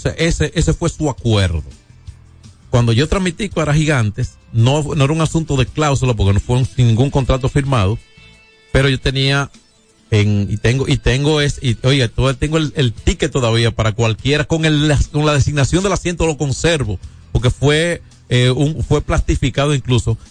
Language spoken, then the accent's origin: Spanish; San Francisco de Macorís, Duarte, Dominican Republic; San Francisco Macorís Macorís, entonces, que es mi pueblo